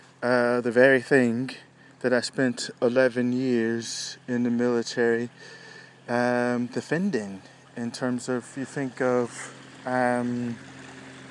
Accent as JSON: {"language": "English", "country": "United States", "moved": "as an adult", "said": "as an American"}